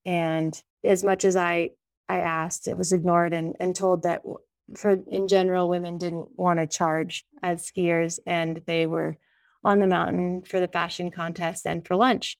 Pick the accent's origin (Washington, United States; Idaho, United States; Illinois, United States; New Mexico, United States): Idaho, United States; Sun Valley; now in Jackson Hole, United States; I grew up in Sun Valley, Idaho